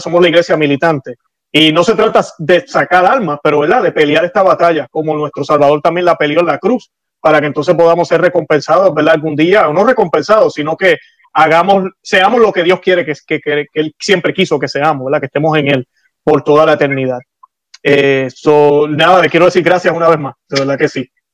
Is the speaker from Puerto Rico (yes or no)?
yes; Puerto Rico; now in Florida, United States; vivo en Florida, nací en Puerto Rico